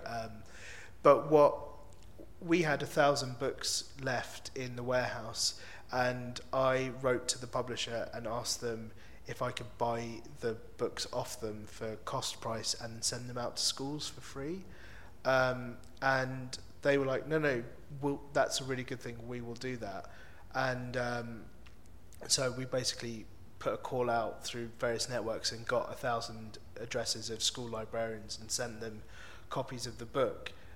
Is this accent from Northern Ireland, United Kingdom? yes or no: no; London, United Kingdom; I really am from London. Northwest